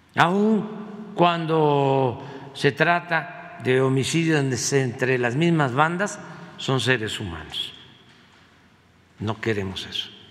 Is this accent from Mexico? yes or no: yes; Mexico; como somos los mexicanos